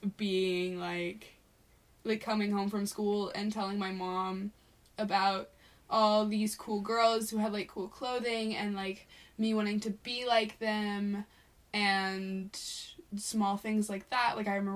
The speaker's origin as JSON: {"language": "English", "region": "Texas", "country": "United States", "tie": "born or raised there", "moved": "yes", "said": "So I grew up in Texas and I've lived my entire life there."}